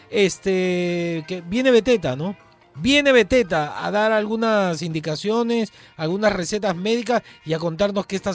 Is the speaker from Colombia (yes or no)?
no; Peru; El arroz, el buen arroz como buen peruano y la papa frita.